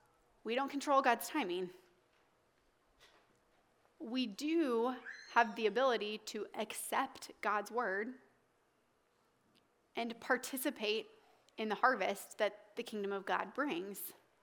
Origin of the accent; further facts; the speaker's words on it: the South, United States; now in Des Moines, United States; And timing took me to Des Moines, Iowa when I was from the South to marry an Italian.